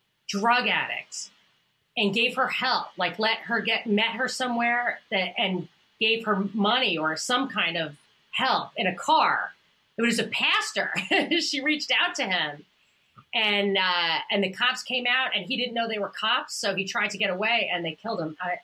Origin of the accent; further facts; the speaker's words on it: New York, United States; The hilarious thing is, I'm from New York.